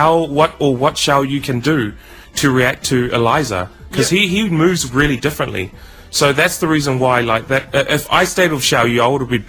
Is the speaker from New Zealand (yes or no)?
yes; Auckland, New Zealand; I'm from Auckland.